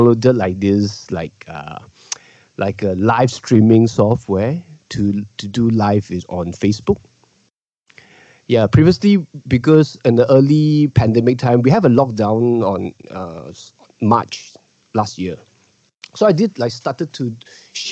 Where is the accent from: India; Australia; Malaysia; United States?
Malaysia; as a Malaysian Chinese, we are a minority in Malaysia.